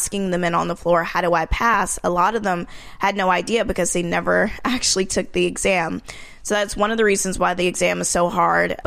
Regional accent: Marietta, Georgia, United States; moved away as an adult; also born or lived in New York; I came from Georgia, Marietta, Georgia, which is the suburbs of Atlanta.

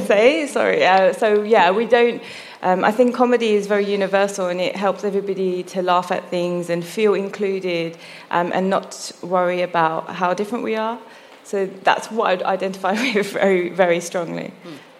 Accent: London, United Kingdom; I was born in London, but I don't look British

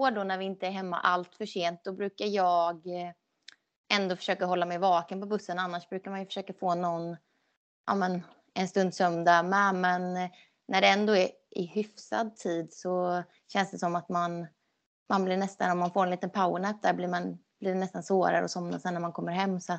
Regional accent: Skåne, Sweden; moved away; jag flyttade ju ändå från Skåne 2010 så att det var ju länge sedan jag bodde där så jag känner ingen koppling mer så än till familjen egentligen

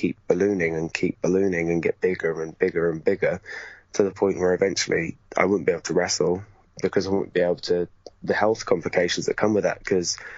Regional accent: Gloucester, South West England, United Kingdom; where I grew up in Gloucester

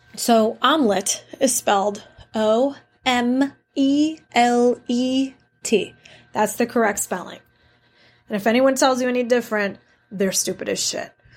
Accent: New York City, New York, United States; Growing up in New York City

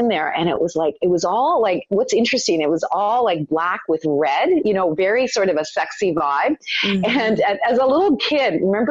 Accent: Toronto, Ontario, Canada; born or raised there; also born or lived in Italy

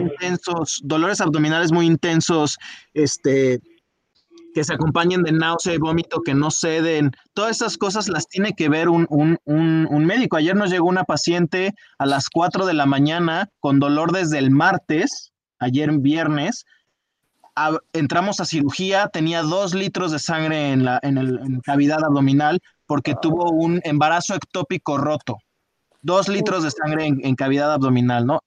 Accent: Mexico; somos mexicanos

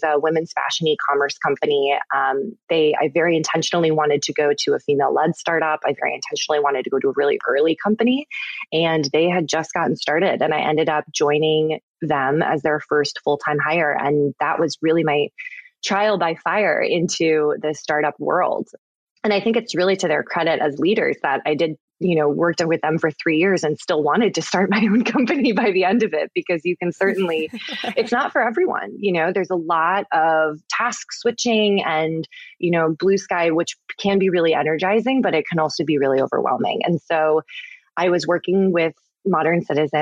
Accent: Minnesota, United States; I grew up in Minnesota, which is, I think a very outdoorsy state, and my family was super outdoorsy

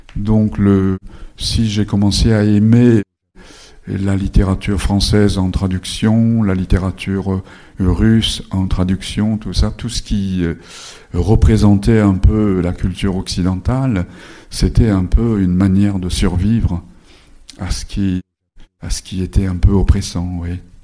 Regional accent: Japan; first language Japanese; French is a second language; je suis né au Japon de parents japonais. J'ai été scolarisé dans le système japonais.

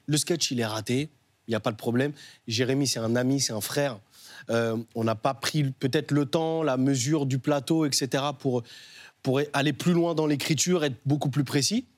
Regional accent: Nantes, Pays de la Loire, France; Moi, j'ai grandi à Nantes, au Dervalière

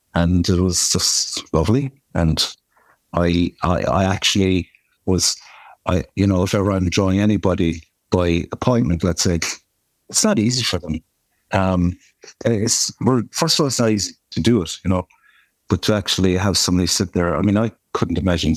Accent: Kerry, Munster, Ireland; I'm from Kerry and we're very proud of our own place here.

